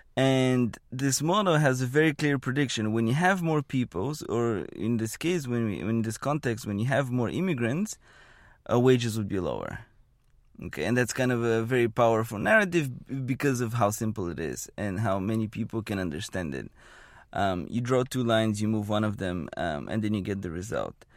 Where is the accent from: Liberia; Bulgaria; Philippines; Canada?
Bulgaria; moved away as an adult; now in Bay Area, United States; I was born and raised in Bulgaria, and I had not left Bulgaria until I was maybe eighteen, seventeen or eighteen.